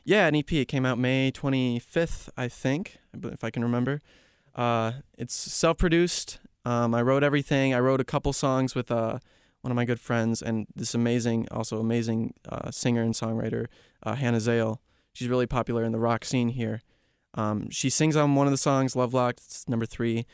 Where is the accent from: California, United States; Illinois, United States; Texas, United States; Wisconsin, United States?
Illinois, United States; Chicago; moved away as an adult; also born or lived in Kansas; now in Georgia, United States; Born and raised in the Chicago area.